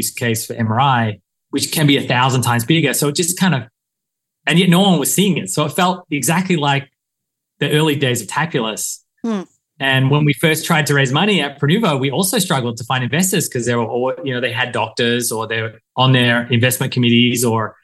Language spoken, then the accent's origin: English; Australia; moved away as an adult; also born or lived in Silicon Valley; now in United States; I came to the US from Australia to do an MBA.